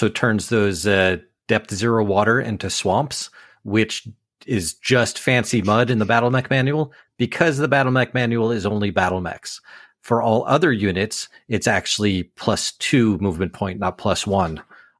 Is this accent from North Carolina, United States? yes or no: yes; North Carolina, United States; I'm from North Carolina.